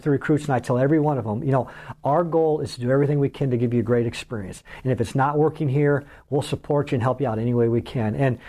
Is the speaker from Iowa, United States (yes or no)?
yes; Iowa, United States; moved away as an adult; now in Minnesota, United States; I grew up in Iowa. The Midwest is home.